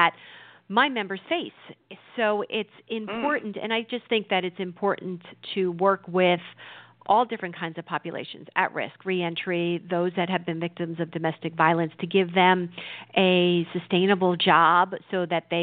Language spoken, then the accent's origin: English; New Jersey, United States; I've grown up in New Jersey other than a brief time of, you know, going to school outside the state